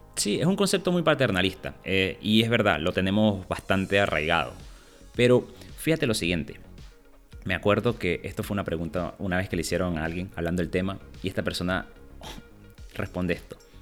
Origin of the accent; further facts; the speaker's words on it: Venezuela; somos venezolanos